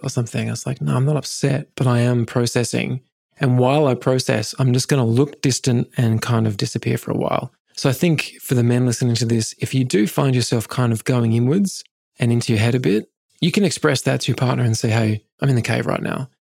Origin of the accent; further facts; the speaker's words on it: England, United Kingdom; I grew up in England